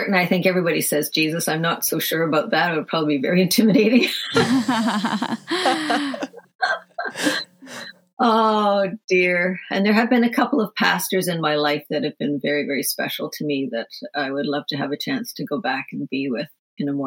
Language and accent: English; Ireland; I'm from Ireland